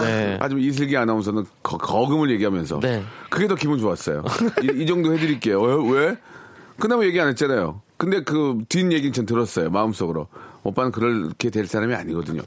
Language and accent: Korean; Gunsan, North Jeolla, South Korea; moved away; 군산 앞바다집이었어요